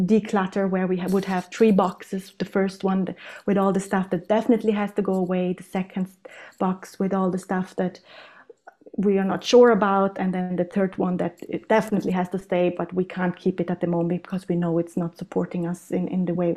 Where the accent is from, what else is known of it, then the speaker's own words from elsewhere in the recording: South Tyrol, Trentino-Alto Adige, Italy; now in Innsbruck, Austria; I'm born and raised in South Tyrol, which is in the Italian Alps